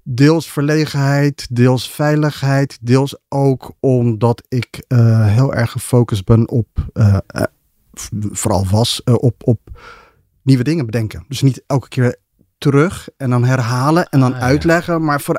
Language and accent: Dutch; Ethiopia; moved away; ben in Ethiopië geboren. Tijdens de oorlog tussen, de burgeroorlog tussen Ethiopië en Eritrea.